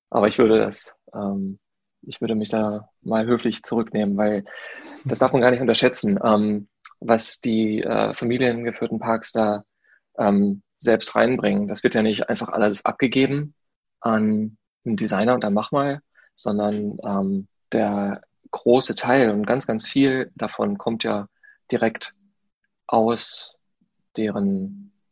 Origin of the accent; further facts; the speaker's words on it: Paderborn, North Rhine-Westphalia, Germany; moved away as an adult; now in Berlin, Germany; Ich komme aus Paderborn. Ich bin hier vor sechs, sieben Jahren nach Berlin gezogen, nach dem Studium